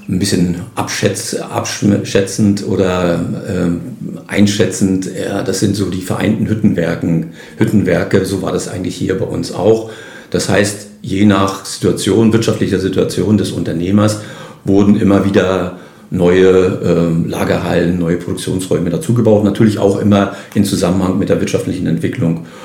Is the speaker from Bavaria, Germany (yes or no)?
no; Neukalen, Mecklenburg-Vorpommern, Germany; also born or lived in Dömitz; ich bin gebürtiger Neukalisser, also geboren zwar in Dömitz